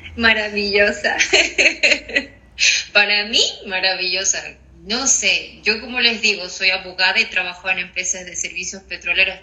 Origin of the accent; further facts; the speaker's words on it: Bolivia; moved away as an adult; now in Ireland; soy de Bolivia.